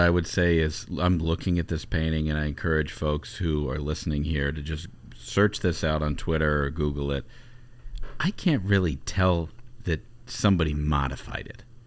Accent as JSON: {"language": "English", "region": "Ohio", "country": "United States", "tie": "born or raised there", "said": "grew up in Ohio"}